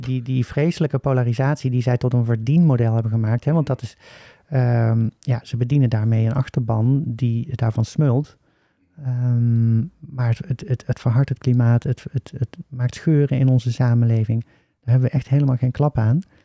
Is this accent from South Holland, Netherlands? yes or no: no; Oosterhout, North Brabant, Netherlands; accent: Brabants; also born or lived in Breda; Ik ben eh, geboren en opgegroeid in Oosterhout